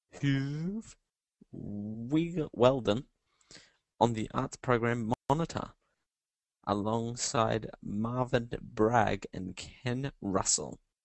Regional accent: Australia; I'm Australian

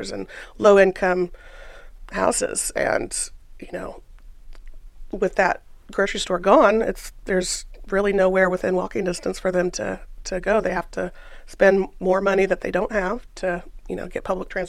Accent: Topeka, Kansas, United States; I'm born and raised in Topeka.

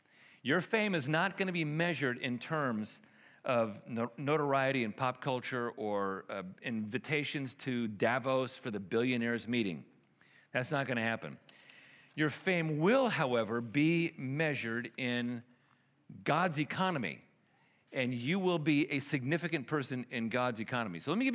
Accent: Chicago, Illinois, United States; also born or lived in Milwaukee / New York; You know, here I grew up in Chicago and Milwaukee and New York, and this was something we dealt with all the time.

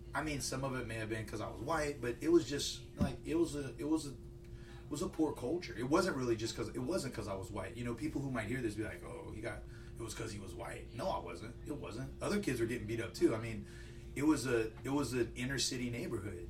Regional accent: Lafayette, Louisiana, United States; originally from Lafayette. I grew up on the north side, and uh, rough neighborhood.

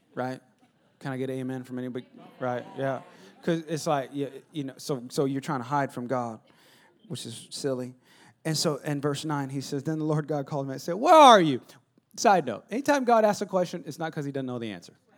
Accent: West Coast, California, United States; I'm from West Co-, Californ-

